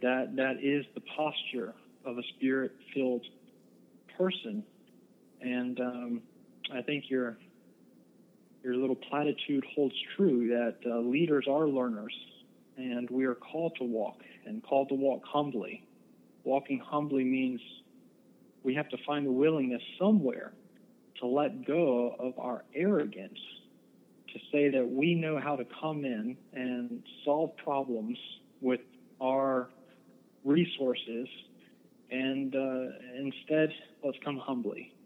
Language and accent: English; United States; also born or lived in Eden, North Carolina; we as American Christians